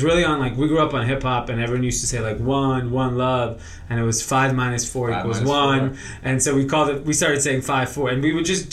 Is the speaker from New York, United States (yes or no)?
no; Los Angeles, California, United States; So I grew up in Granada Hills, Northridge area.